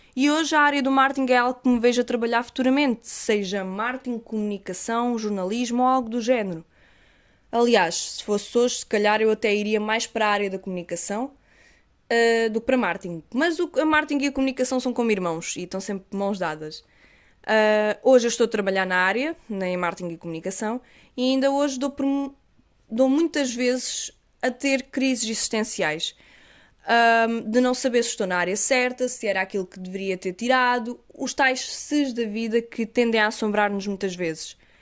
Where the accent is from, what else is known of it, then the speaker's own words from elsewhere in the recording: Algarve, Portugal; sou do Algarve. Se notarem assim algum sotaque, pessoal, é normal, pois as pessoas dizem que tenho imenso